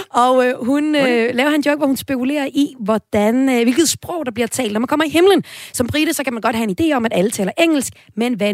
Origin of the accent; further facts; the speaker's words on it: Aalborg, North Denmark Region, Denmark; Jeg kommer selv fra Aalborg.